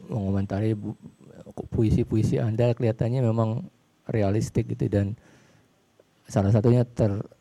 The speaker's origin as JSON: {"language": "Indonesian", "region": "Jakarta", "country": "Indonesia", "tie": "born or raised there", "said": "Saya pun yang kebetulan orang tua saya sih dari daerah, tapi saya pun yang udah dari kecil di Jakarta itu kadang masih kaget loh kalau ke, nah, ke gedung Sumit Mas atau kemana BNI kota"}